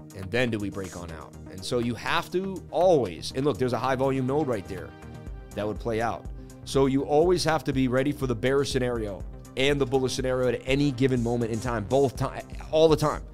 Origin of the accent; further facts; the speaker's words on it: Boston, Massachusetts, United States; I am from Boston